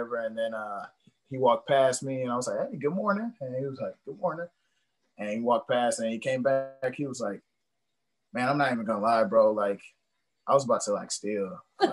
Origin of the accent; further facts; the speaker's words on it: Milwaukee, Wisconsin, United States; growing up on Capitol, like, not East Capitol Drive, West Capitol Drive